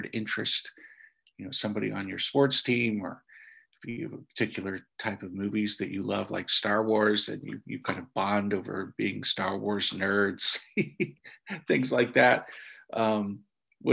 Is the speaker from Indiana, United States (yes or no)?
yes; Indiana, United States; growing up in Indiana in a Catholic home